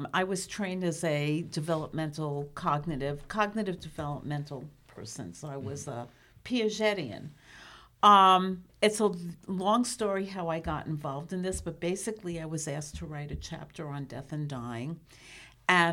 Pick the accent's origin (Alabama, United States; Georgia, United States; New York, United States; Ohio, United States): New York, United States; New York City; as a kid growing up in New York City